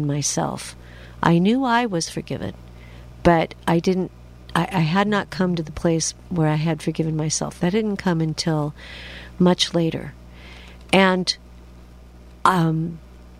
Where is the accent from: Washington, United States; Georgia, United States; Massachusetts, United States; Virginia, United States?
Washington, United States; I'm from Washington State